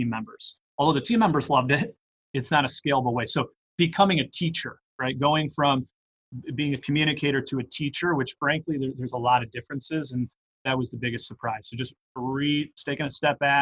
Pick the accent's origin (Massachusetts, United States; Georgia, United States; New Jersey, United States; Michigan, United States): Michigan, United States; Detroit; I grew up in Metro Detroit